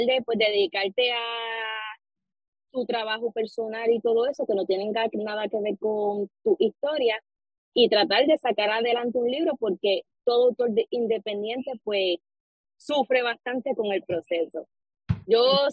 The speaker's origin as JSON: {"language": "Spanish", "town": "Arecibo", "country": "Puerto Rico", "said": "soy de aquí de Puerto Rico, de Arecibo."}